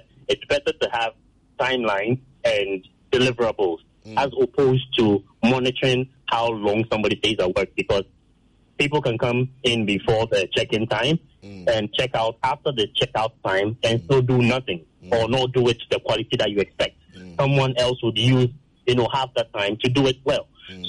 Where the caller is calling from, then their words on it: Accra, Greater Accra, Ghana; I'm calling from Airport.